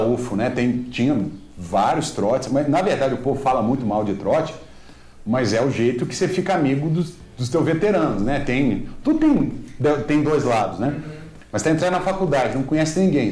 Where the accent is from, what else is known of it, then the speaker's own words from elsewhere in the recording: Minas Gerais, Brazil; Eu sou de Minas